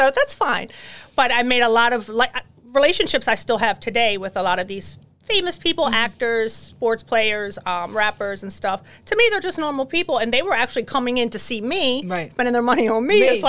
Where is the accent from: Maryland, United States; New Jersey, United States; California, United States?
Maryland, United States; Baltimore; moved away as an adult; now in New York, United States; I'm from Baltimore. Okay. Moved here 22 years ago